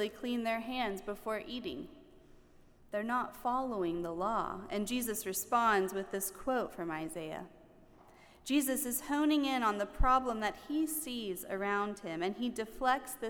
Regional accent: the South, United States; I grew up in the South, and down South, we have lots of colorful phrases

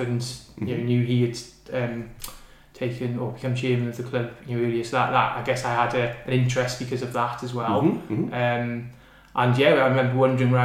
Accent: Pembrokeshire, South West Wales, United Kingdom; moved away as an adult; now in North East England, United Kingdom; I grew up in South West Wales in a place called Pembrokeshire

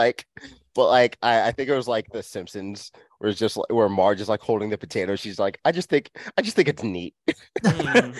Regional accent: New York, United States; We're all from New York

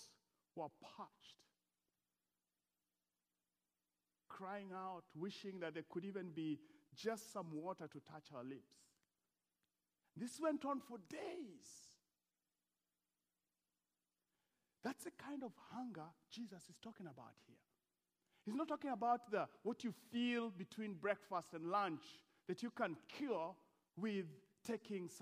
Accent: Eldoret, Uasin Gishu County, Kenya; moved away; Eldoret is my hometown

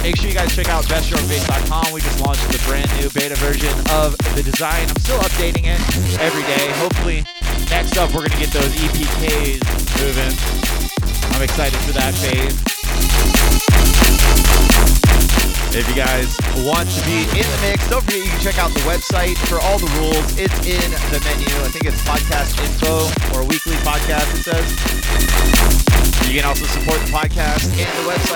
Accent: United States; I'm an American

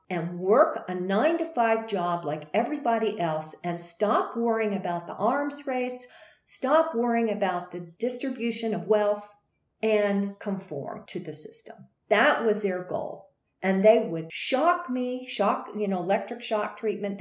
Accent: Greensboro, North Carolina, United States; went back to Greensboro, North Carolina, my home state

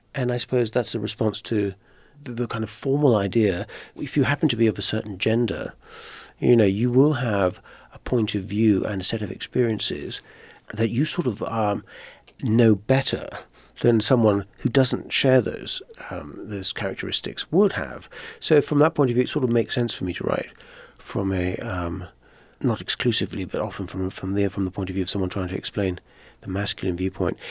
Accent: Netherlands; also born or lived in Ireland; now in United States; my father's Irish, I was born in Ireland, but my, but I grew up mainly in Holland

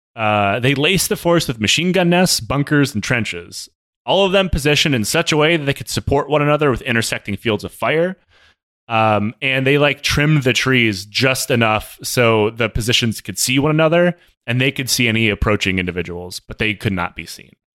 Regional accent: Michigan, United States; moved away; also born or lived in Washington; the city I grew up in in Michigan

